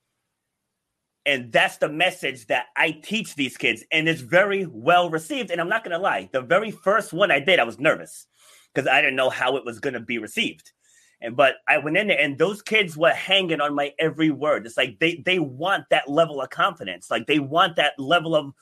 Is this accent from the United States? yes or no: yes; New York City, New York, United States; now in Cranston, United States; I was born in Far Rockaway, New York